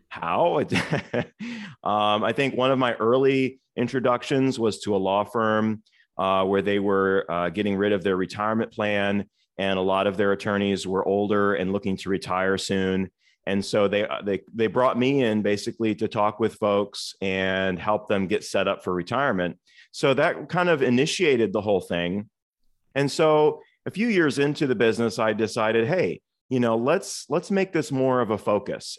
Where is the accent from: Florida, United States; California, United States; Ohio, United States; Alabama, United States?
Ohio, United States; Toledo; moved away as an adult; now in Cincinnati, United States; I actually was born and raised in Toledo, Ohio